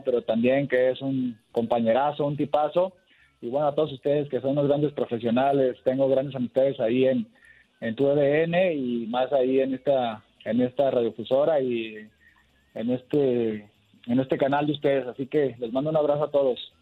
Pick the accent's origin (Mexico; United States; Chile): Mexico; Somos cinco los mexicanos que hemos jugado en Argentina